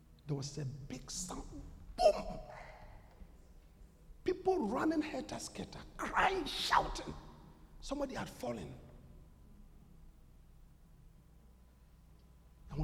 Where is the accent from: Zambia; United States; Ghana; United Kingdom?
Ghana; moved away as an adult; also born or lived in Russia; go back to Ghana